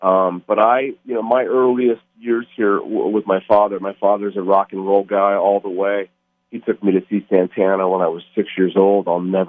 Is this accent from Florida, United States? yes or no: no; Las Vegas, Nevada, United States; also born or lived in Portland, Oregon; I grew up in Las Vegas. My family is from the Bay Area originally.